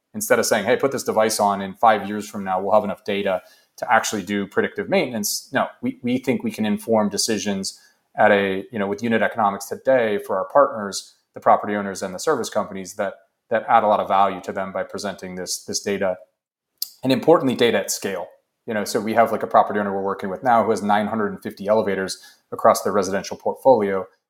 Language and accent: English; United States; as an American